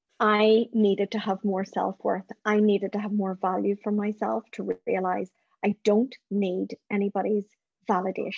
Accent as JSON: {"language": "English", "region": "Northern Ireland", "country": "United Kingdom", "tie": "born or raised there", "said": "the trauma I experienced growing up in Northern Ireland."}